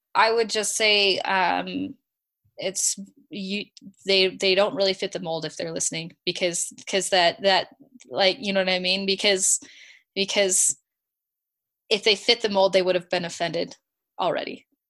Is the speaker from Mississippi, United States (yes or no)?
no; California, United States; now in Rexburg, United States; I'm from California, so the winters are really hard